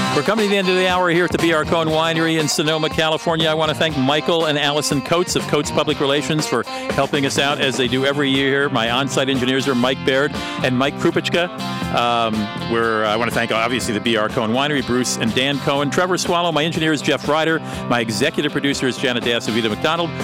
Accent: Germany; moved away; I grew up in Germany.

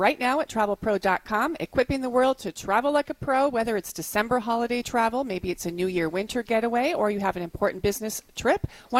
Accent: Northeast, United States; I was growing up here in the Northeast

